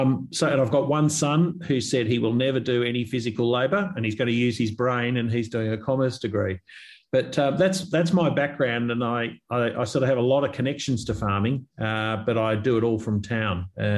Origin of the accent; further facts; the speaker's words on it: Australia; I live in the city, but I've had strong agricultural farming connections my whole life. So like many Australians, I grew up with many uncles and cousins with farm properties.